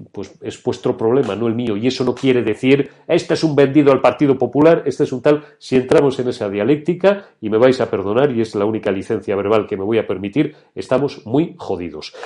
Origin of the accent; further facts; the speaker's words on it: Spain; España, que es mi patria y que es mi tierra